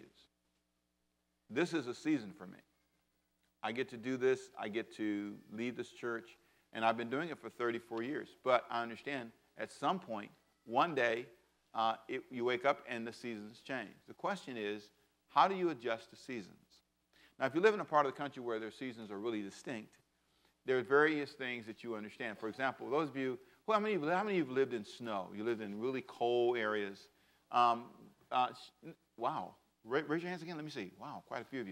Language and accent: English; Los Angeles, California, United States; moved away as an adult; now in Savannah, United States; I was born in Savannah but raised in Los Angeles